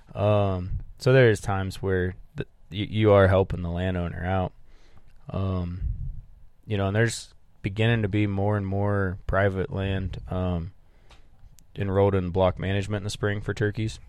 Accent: Midwest, United States; I grew up in the Midwest

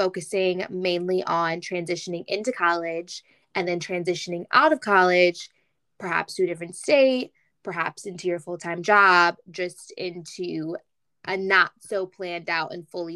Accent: Michigan, United States; I'm from Michigan

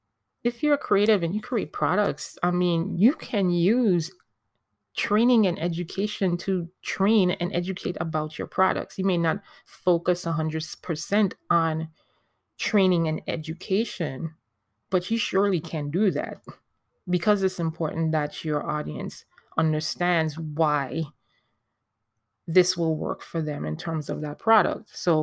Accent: U.S. Virgin Islands; You may hear me coming in and out of my accent, because I am a Caribbean. I am from the Virgin Islands. Hey, VI Massive.

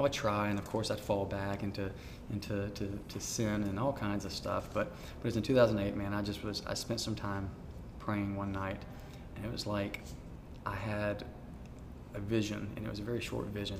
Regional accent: Montgomery, Alabama, United States; also born or lived in Union Springs, Alabama / Auburn, Alabama; I was born in Montgomery

